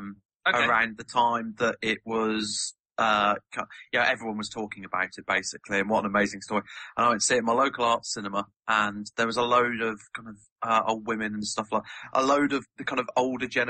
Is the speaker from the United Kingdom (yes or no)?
yes; Devon, South West England, United Kingdom; moved away; I grew up in Devon